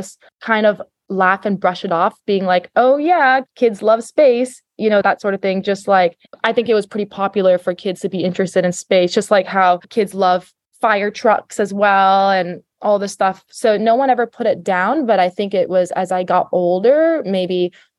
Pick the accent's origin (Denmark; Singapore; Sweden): Singapore; moved away as an adult; also born or lived in New York City, United States / Los Angeles, United States / Florida, United States; I was born in Singapore. I lived here my whole life until I went to college back in the US